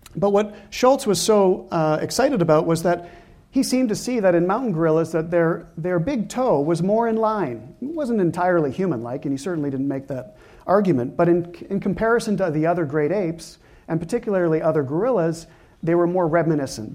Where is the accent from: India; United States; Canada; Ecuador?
Canada; I'm Canadian